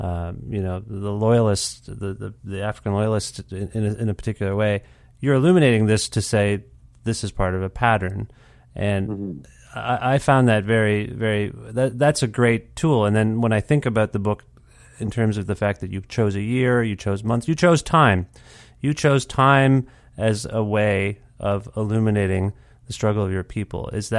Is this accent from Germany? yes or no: no; Canada